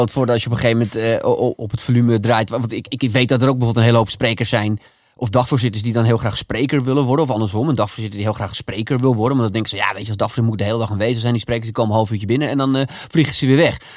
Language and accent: Dutch; Amsterdam, North Holland, Netherlands; accent: Amsterdam; ik moest ABM praten, want ik, hè, ik moest eh, natuurlijk wel mijn Amsterdamse accent afleren.